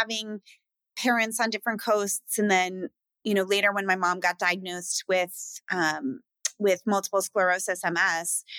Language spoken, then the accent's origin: English; Philadelphia, Pennsylvania, United States; also born or lived in Seattle, Washington; I was born in Philadelphia. I lived in Philadelphia, outside of Philadelphia with my mom.